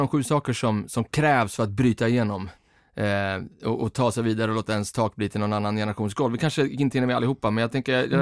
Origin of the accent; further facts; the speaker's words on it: Stockholm, Stockholm County, Sweden; jag får tala för, som en stockholmare